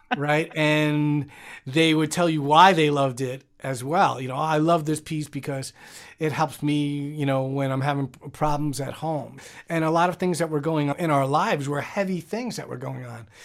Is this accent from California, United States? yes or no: no; New York, United States; I grew up in New York, and in the Bronx